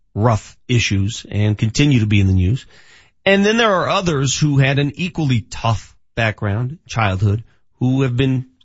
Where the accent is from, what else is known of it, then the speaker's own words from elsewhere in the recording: Denver, Colorado, United States; I grew up in North Denver and it was the Compton of Colorado at the time.